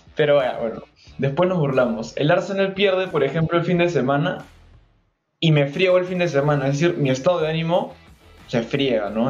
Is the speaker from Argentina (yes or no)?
no; Peru; como peruanos hemos vivido